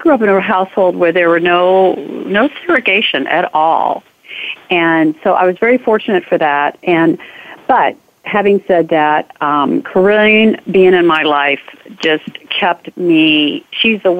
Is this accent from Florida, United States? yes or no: no; Memphis, Tennessee, United States; growing up in Memphis during the civil rights and so much segregation